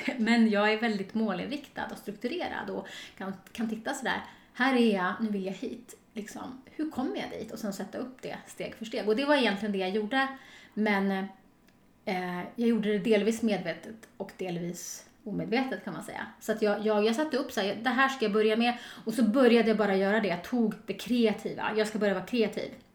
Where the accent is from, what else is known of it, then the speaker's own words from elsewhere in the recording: Storvreta, Uppsala County, Sweden; moved away; also born or lived in Stockholm; jag kommer från ett litet samhälle som heter Storvreta utanför Uppsala